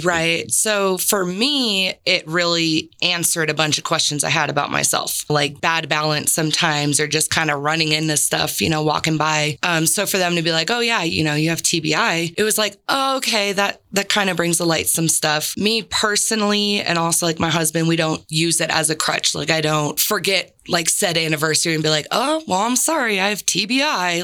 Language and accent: English; San Diego, California, United States; moved away; I'm originally from San Diego